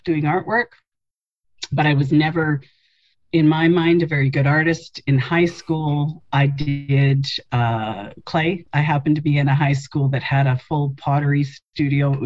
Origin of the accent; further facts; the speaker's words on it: Winnipeg, Manitoba, Canada; also born or lived in Saskatchewan / Halifax; I was born in Winnipeg